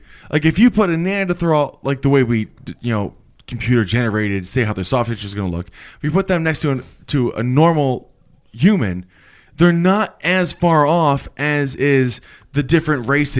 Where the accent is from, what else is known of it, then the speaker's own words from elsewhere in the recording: Buffalo, New York, United States; now in San Diego, United States; Yeah, I'm from Buffalo, but I'm in, you know, San Diego right now.